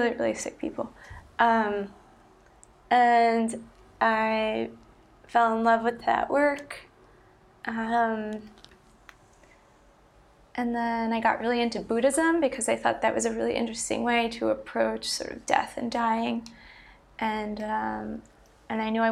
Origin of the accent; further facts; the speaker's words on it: Long Island, New York, United States; also born or lived in Philadelphia; I grew up on Long Island, New York